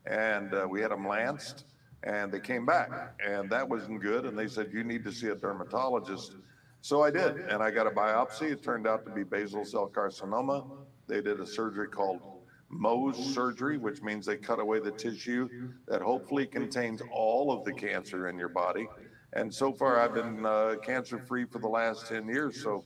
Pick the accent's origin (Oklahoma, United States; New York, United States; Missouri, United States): Oklahoma, United States; I grew up in Oklahoma in a small town